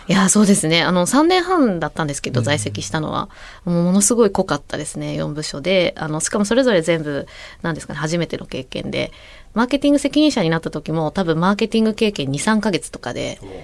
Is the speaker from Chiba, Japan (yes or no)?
no; Sagamihara, Kanagawa, Japan; born or raised there